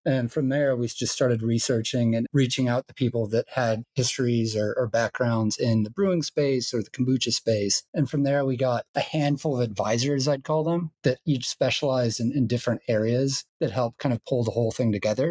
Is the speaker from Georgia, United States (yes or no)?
yes; Georgia, United States; I'm from Georgia